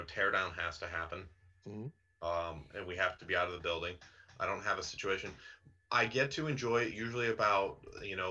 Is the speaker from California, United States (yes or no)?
no; Massachusetts, United States; moved away; I'm initially from Massachusetts myself